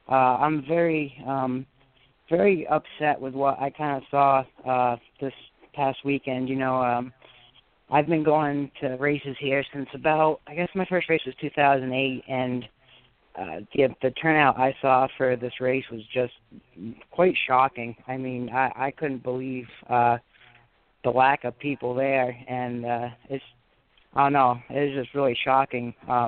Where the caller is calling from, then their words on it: New Hampshire, United States; from New Hampshire.